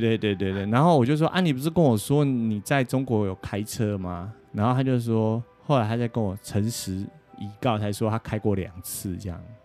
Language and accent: Chinese; Taiwan; now in United States; 我们台湾人来考驾照